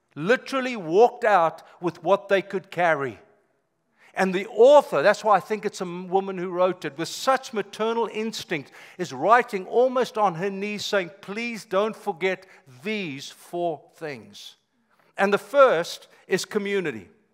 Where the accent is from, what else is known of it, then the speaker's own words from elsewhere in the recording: South Africa; moved away as an adult; now in United States; I'm South African by birth, been here 25 years